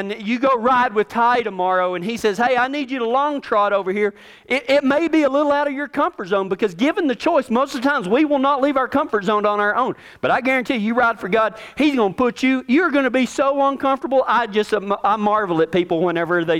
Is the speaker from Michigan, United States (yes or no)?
no; Texas, United States; I'm from Texas